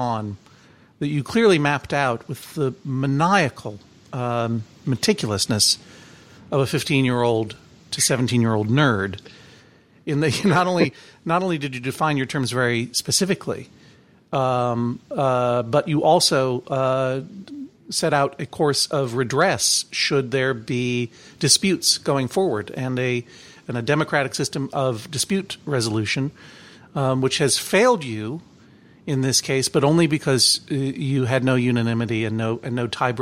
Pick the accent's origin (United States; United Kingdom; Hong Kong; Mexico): United States; Brookline, Massachusetts; growing up in Brookline, Massachusetts, where all the cool boys kissed boys